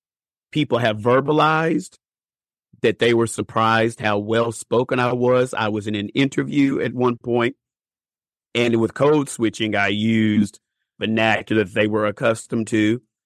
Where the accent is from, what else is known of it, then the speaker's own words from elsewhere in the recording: Bowling Green, United States; Well, I'm from Bowling Green originally